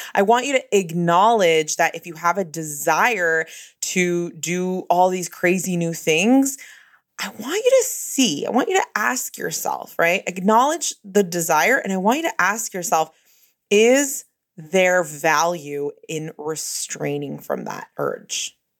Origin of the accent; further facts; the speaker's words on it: Bay Area, California, United States; I'm from the Bay Area